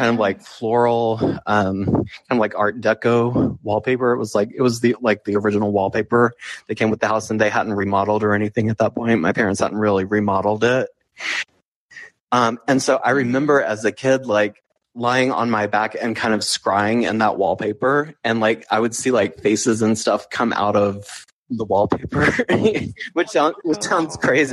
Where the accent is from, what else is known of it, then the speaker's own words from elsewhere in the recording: Chattanooga, Tennessee, United States; I grew up in Chattanooga, Tennessee